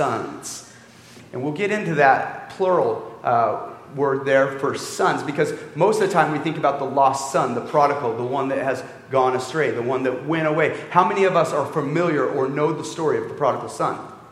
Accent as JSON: {"language": "English", "town": "Canby", "region": "Oregon", "country": "United States", "tie": "born or raised there", "also_born_or_lived": "Cambodia / Boston", "said": "I grew up in Canby."}